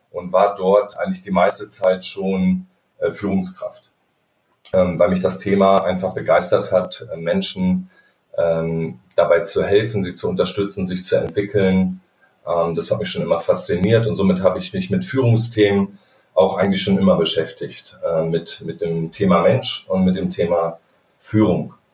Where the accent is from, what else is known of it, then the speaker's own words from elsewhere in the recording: Wedemark, Lower Saxony, Germany; now in Kassel, Germany; Äh, gebürtig komme ich aus dem Hannoveraner Raum, bin da in der Wedemark groß geworden bei Hannover und äh, wir sind jetzt als Family ähm, im Sommer 2018 umgezogen hier nach Kassel